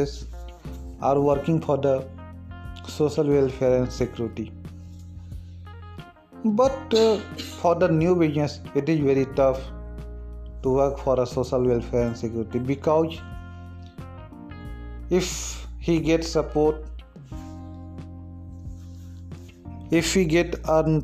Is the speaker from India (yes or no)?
yes; India; we Indian people